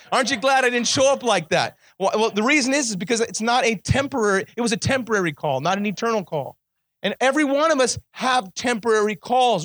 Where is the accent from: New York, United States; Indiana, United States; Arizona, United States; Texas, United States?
Arizona, United States; Kingman; I was born in Kingman, Arizona, right down the street from here.